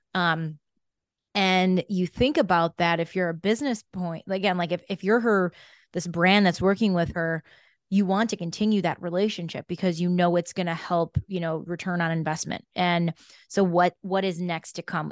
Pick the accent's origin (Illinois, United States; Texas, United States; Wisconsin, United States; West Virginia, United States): Illinois, United States; Chicago; moved away; I'm a Chicago girl